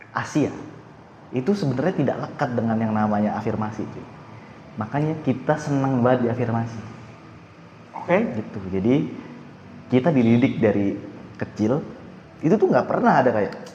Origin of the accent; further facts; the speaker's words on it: Jakarta, Indonesia; kan gue orang Jakarta ya maksudnya asli situ lah